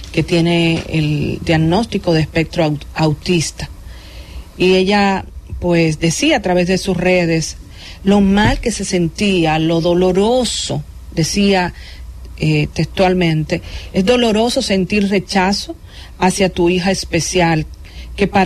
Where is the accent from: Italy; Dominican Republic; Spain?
Dominican Republic; contenta como dominicana